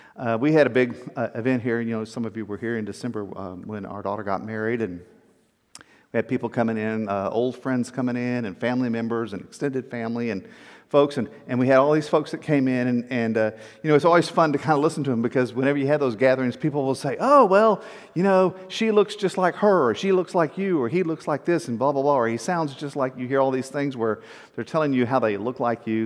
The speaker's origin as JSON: {"language": "English", "region": "South Texas", "country": "United States", "tie": "born or raised there", "also_born_or_lived": "Atlanta", "moved": "yes", "said": "I grew up in South Texas"}